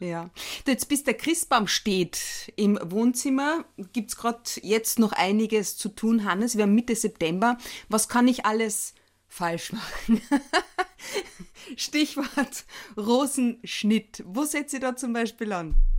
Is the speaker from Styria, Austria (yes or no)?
no; Carinthia, Austria; eine gebürtige Kärntnerin wie mich